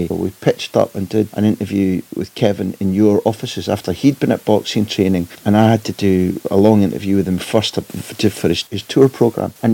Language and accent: English; Clydebank, Scotland, United Kingdom; Now, what it is about growing up in Clydebank that makes you hate River Plate, I've never quite been able to understand.